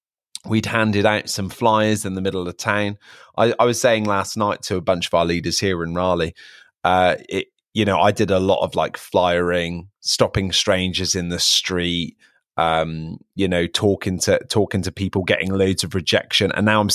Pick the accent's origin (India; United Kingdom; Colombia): United Kingdom; Hereford, West Midlands; now in United States; people ask me here in America, like, where are you from? And I'm like, you're not going to have heard of it. And then I'm like, people in the UK haven't heard of it.